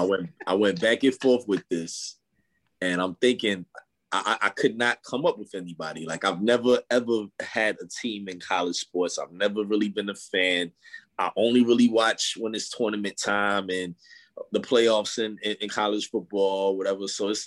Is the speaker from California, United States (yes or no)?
no; New York City, New York, United States; I know I'm a New Yorker